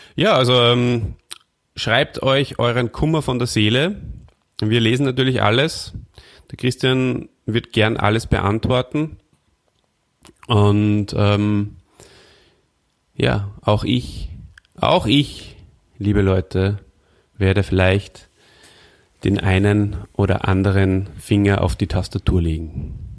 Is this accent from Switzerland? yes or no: no; Austria; bei uns in Österreich